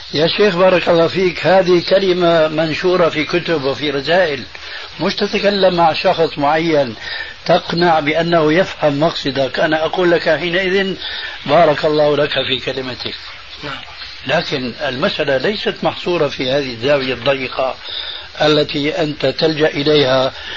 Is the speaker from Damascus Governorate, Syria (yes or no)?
yes; Damascus, Damascus Governorate, Syria; عندنا في دمشق الشام